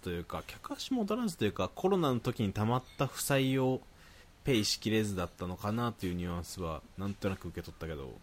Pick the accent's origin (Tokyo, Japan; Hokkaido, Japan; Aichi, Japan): Aichi, Japan; Nagoya; accent: Nagoya dialect; どっちも名古屋育ちなもんで